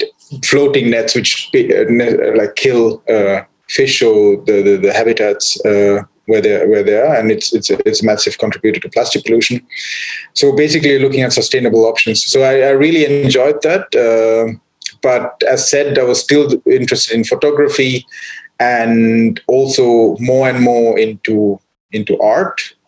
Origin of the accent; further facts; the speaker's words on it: Sri Lanka; when I was growing up in Sri Lanka, into wildlife